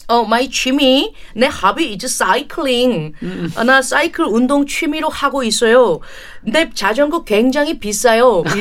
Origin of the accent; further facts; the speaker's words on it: British Columbia, Canada; Korean is a second language; 사실 저는 밴쿠버 출신 아니거든요. 아. 밴쿠버에서 멀지 않은 작은 시골 마을 출신인데